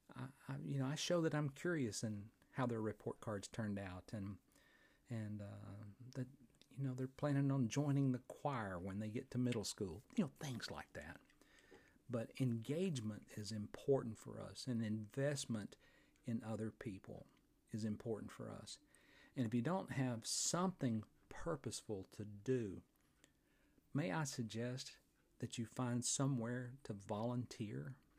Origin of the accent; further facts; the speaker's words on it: Fort Payne, Alabama, United States; right here in my hometown of Fort Payne, Alabama, at the foot of Lookout Mountain